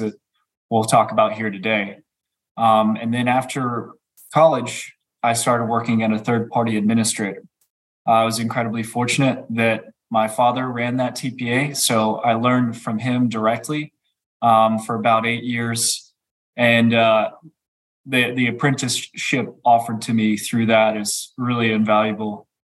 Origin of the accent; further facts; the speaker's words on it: Gastonia, North Carolina, United States; also born or lived in Alexandria, Virginia; I grew up in Gastonia, North Carolina.